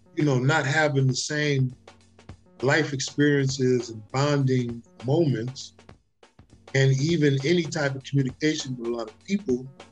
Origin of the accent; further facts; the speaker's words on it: New York City, New York, United States; now in Los Angeles, United States; I'm from the Bronx. I, I I'm I'm a project kid, but our family put a premium on education